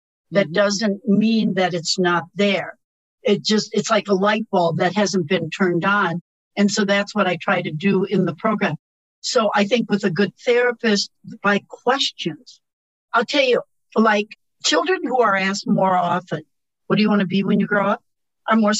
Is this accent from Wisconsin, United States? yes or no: yes; Wisconsin, United States; I'm from Wisconsin.